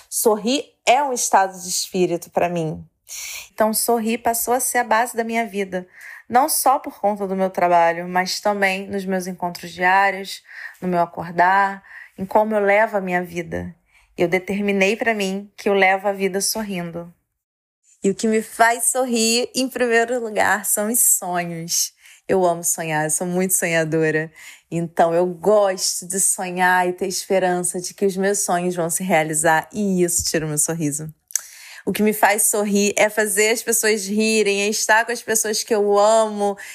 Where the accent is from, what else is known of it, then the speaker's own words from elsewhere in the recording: Rio de Janeiro, Brazil; eu tenho 34 anos e sou do Rio de Janeiro.